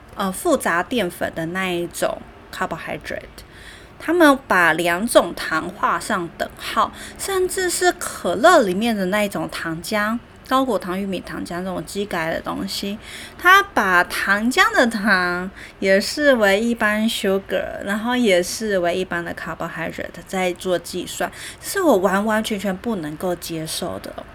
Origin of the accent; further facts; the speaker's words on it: Taiwan; 我们台湾人